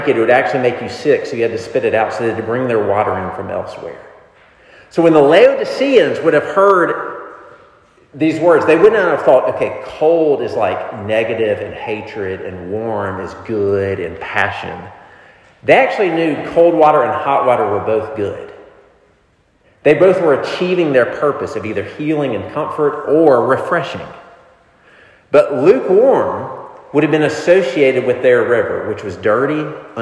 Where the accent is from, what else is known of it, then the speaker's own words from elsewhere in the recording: the South, United States; Growing up in the South where I did